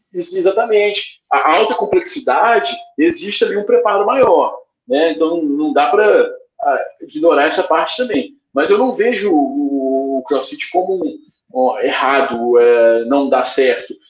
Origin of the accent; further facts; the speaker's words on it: Belo Horizonte, Minas Gerais, Brazil; eu sou aqui de Belo Horizonte